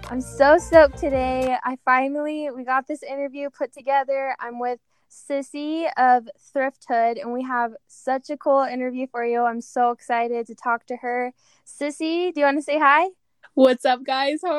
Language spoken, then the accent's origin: English; Pleasant Grove, Utah, United States; also born or lived in Cayman Islands; grew up in Pleasant Grove, so just right here